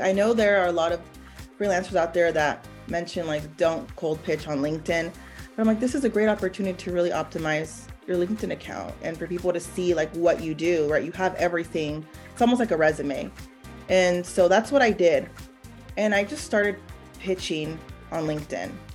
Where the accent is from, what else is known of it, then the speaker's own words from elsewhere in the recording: San Diego, California, United States; moved away as an adult; now in Dallas, United States; I'm originally from San Diego